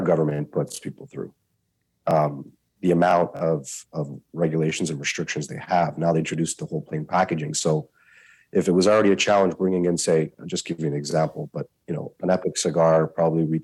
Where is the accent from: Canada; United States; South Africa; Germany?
Canada; I'm a Canadian